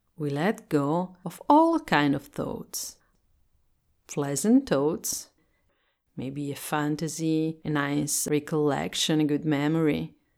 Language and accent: English; Italy; English is a second language; I'm Italian and I speak English as a second language